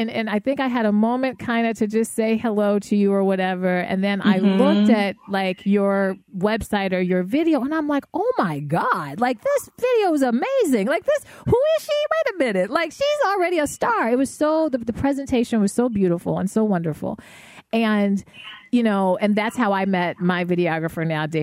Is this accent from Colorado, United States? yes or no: yes; Denver, Colorado, United States; I'm from Denver